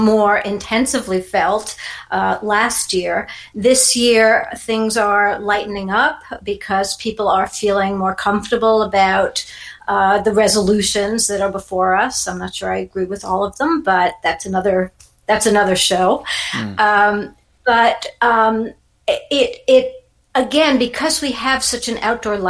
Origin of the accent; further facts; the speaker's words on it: New York City, New York, United States; now in Naples, United States; I'm originally from New York City and I actually grew up in a little suburb, a little place called Neponset, which was part of Queens